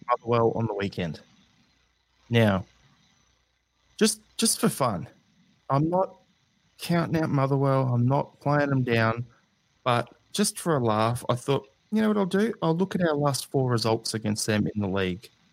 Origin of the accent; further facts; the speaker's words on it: Australia; As an Australian